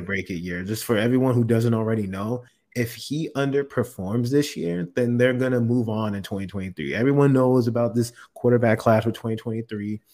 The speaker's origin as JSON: {"language": "English", "region": "South Florida", "country": "United States", "tie": "born or raised there", "also_born_or_lived": "Orlando, Florida", "said": "I've been born and raised in Florida. So I'm from South Florida."}